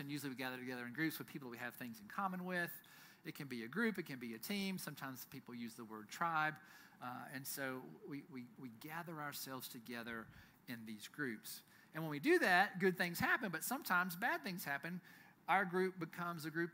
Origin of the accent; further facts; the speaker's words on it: United States; I'm proud to be an American citizen